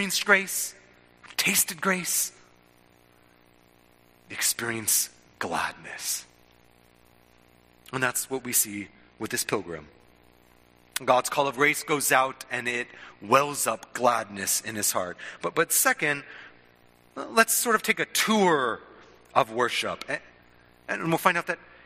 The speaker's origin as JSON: {"language": "English", "country": "United States", "said": "sort of being American"}